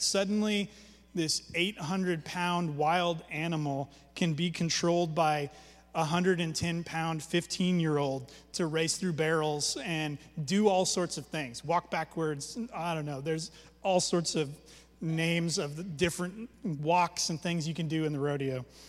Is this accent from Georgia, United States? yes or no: no; Alaska, United States; when I was a kid growing up in Alaska